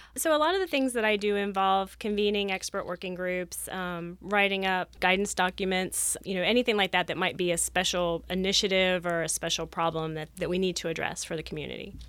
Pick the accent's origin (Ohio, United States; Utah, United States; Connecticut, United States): Ohio, United States; moved away as an adult; also born or lived in Florida; I grew up in Ohio